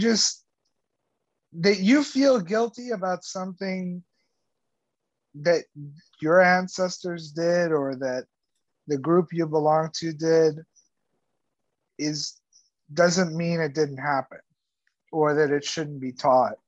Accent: Cuba; also born or lived in Texas; now in United States; I'm from Cuba and I'm Latino

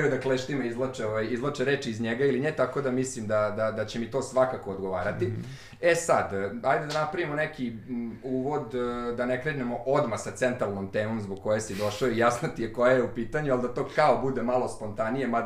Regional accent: Novi Sad, Vojvodina, Serbia; tako sam ja blokovac sa limana

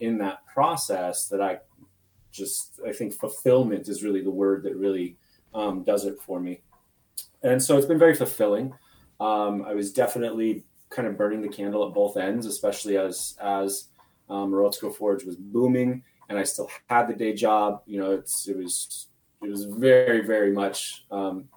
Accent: Phoenix, Arizona, United States; I grew up in Phoenix, Arizona

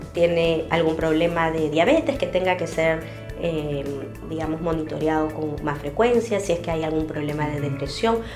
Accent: Peru; como peruanos

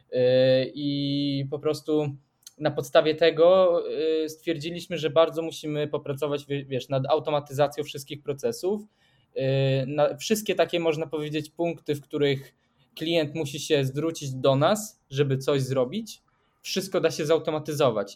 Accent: Sweden; jestem ze Szwecji

